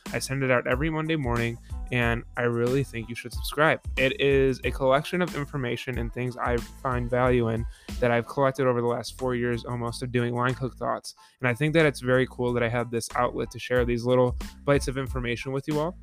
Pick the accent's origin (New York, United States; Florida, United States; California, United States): New York, United States; Buffalo; I went back home to work Yep, in, uh, Buffalo, my hometown